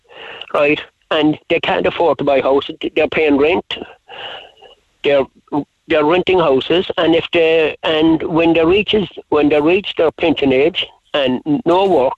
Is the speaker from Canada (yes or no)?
no; Cork, Munster, Ireland; I know when I lived in Douglas, I was born in Douglas in that area